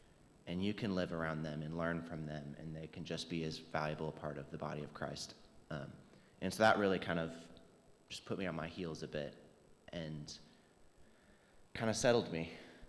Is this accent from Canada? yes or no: no; Thailand; now in Huntsville, United States; For me, I grew up in Thailand as an MK, so you can always kind of trace it back to there.